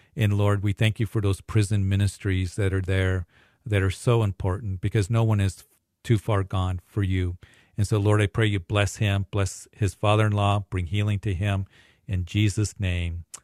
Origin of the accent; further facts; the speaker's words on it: Greeley, Colorado, United States; also born or lived in Midwest; I'm from Greeley. This is cattle country up here